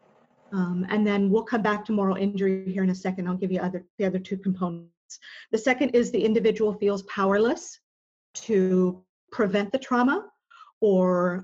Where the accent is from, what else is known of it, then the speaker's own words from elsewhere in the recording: Portland, Oregon, United States; now in Dallas, United States; Portland is my hometown.